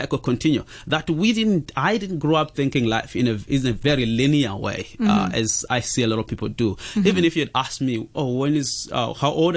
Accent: Zimbabwe; now in Hong Kong; So I'm from Zimbabwe and came here in Hong Kong as a refugee

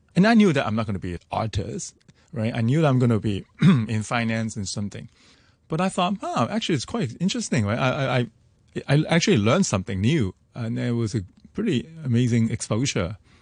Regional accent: Hong Kong; growing up in Hong Kong

